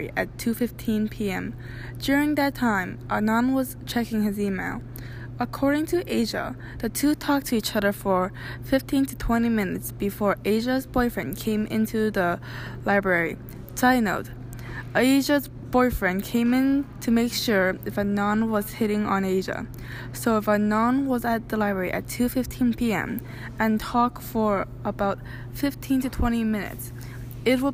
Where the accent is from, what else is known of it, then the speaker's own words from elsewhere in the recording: Canada; I am also Canadian